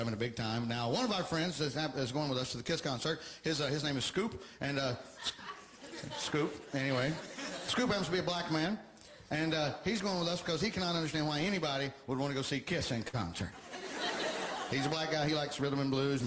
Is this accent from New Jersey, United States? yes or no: no; Alabama, United States; moved away